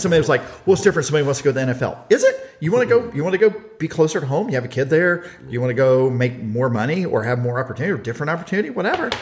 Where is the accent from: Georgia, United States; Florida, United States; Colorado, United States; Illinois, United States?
Georgia, United States; Pierce County; I am from Pierce County, Georgia